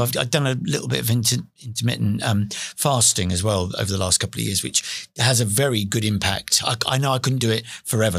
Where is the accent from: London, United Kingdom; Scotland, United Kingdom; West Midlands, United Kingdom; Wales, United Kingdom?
London, United Kingdom; also born or lived in Beckton / East Ham; I was born in East London. I was born in Forest Gate.